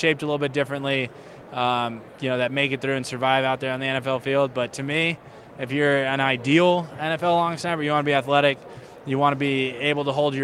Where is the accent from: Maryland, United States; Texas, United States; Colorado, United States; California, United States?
California, United States; San Diego; growing up in San Diego